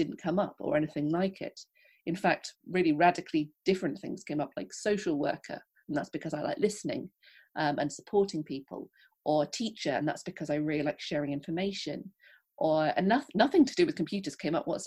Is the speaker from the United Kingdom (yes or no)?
yes; England, United Kingdom; also born or lived in London; as you can tell probably from my accent, I am from England. I live in London